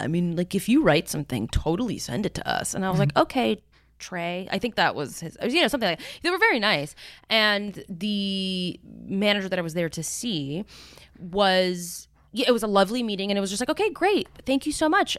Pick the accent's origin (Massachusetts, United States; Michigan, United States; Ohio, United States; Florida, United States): Florida, United States; Miami; moved away; also born or lived in New York City / Bogota, Colombia; I grew up in Miami. like in Coconut Grove